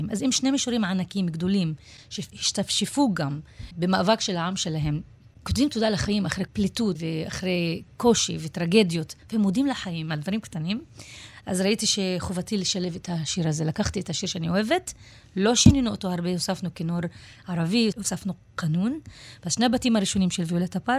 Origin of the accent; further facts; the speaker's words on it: Israel; born there; וזה טבעי לי. אני נולדתי פה.